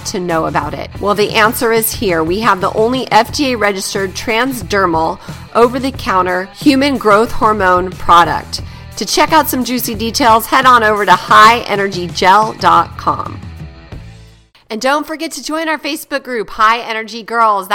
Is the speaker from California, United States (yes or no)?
yes; San Jose, California, United States; now in Morgan Hill, United States; I grew up in San Jose, which is like a million people